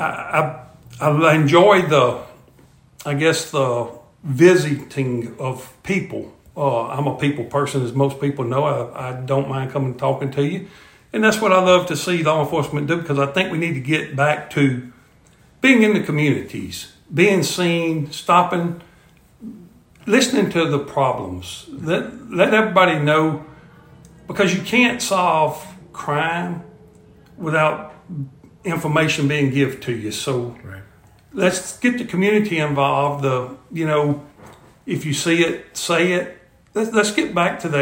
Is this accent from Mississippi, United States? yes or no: yes; McComb, Mississippi, United States; moved away as an adult; now in Natchitoches, United States; I am a graduate of Macomb High School, which is where I'm from.